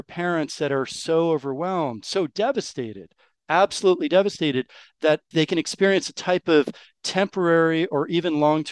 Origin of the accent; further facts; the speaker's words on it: New York, United States; first language English; moved away as an adult; now in France; I'm actually American. I was born and raised in New York. And so English is my first language